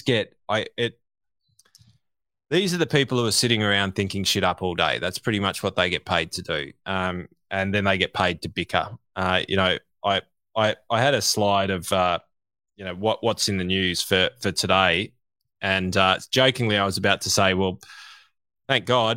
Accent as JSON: {"language": "English", "country": "Australia", "said": "as an Australian"}